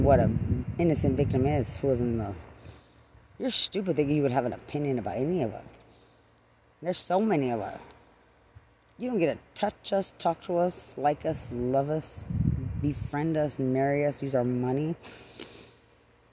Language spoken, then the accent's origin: English; Lubbock, Texas, United States; also born or lived in Bexar County, Texas; I'm from Lubbock, Texas